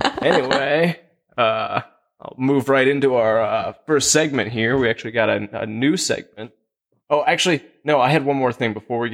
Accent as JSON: {"language": "English", "region": "Kansas", "country": "United States", "tie": "born or raised there", "said": "We're native Kansans."}